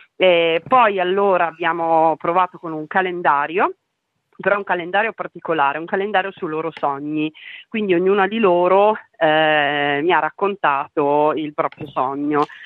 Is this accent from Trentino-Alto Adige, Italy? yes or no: yes; Trentino-Alto Adige, Italy; io sono trentina